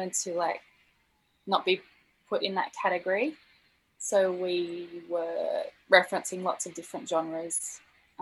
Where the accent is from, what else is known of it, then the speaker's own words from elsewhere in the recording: Blue Mountains, New South Wales, Australia; I grew up in the Blue Mountains